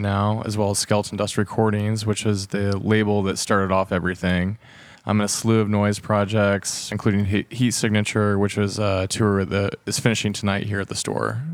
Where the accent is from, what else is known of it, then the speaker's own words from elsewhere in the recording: Fairland, Indiana, United States; also born or lived in Muncie, Indiana; I grew up in Fairland, in Indiana.